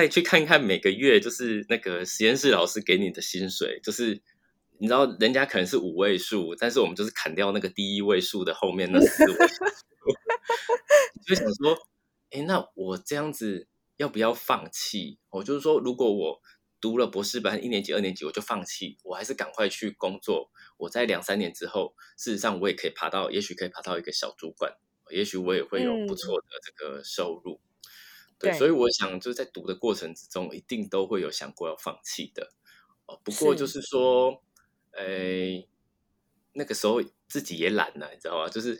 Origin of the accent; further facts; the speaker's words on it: Taiwan; 那因为再加上我就是台湾的。呃，教职要找到的机会其实非常的低，